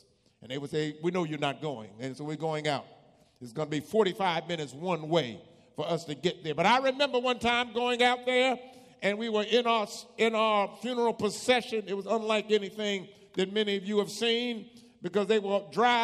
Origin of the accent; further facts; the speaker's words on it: New Jersey, United States; moved away; also born or lived in Virginia; I grew up in New Jersey